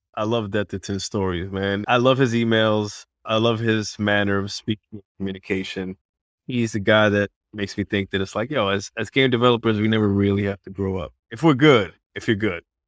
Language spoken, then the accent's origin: English; New York, United States; my hometown is New York